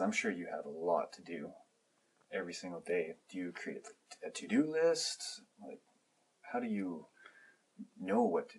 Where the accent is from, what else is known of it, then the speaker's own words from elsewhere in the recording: Philippines; I'm Filipino, and I've been followed too for random reasons.